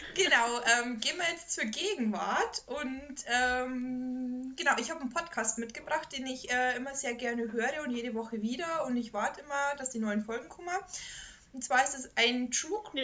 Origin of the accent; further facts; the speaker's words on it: Bavaria, Germany; moved away; in meinem Ort, wo ich groß geworden bin